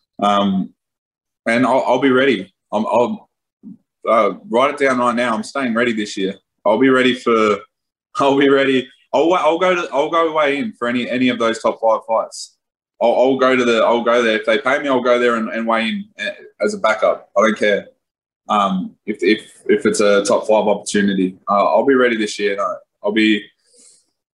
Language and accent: English; Australia